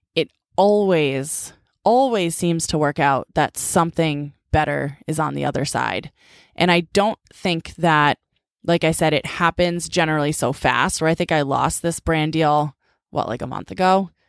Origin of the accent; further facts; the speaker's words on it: Needham, Massachusetts, United States; growing up in Needham